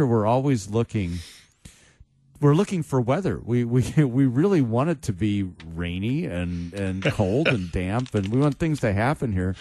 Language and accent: English; Chicago, Illinois, United States; moved away; my hometown, Chicago